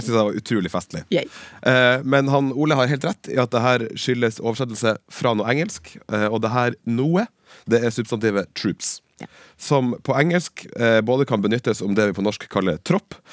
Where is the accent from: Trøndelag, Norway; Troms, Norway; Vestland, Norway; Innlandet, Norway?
Troms, Norway; Bardufoss; at jeg er fra Bardufoss